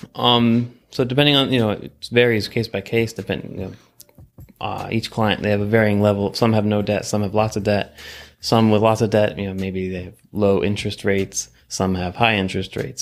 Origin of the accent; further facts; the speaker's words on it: Colorado, United States; moved away as an adult; now in Washington, D.C., United States; I am from Colorado